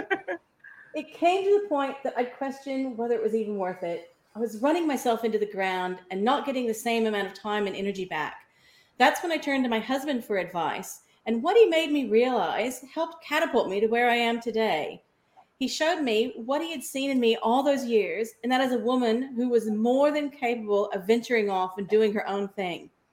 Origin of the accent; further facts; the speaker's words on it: Kansas, United States; moved away as an adult; now in Australia; I was born in Kansas, so 12,000 miles away from where I am now. And in my 20s, I ended up with the opportunity to come to Australia to study.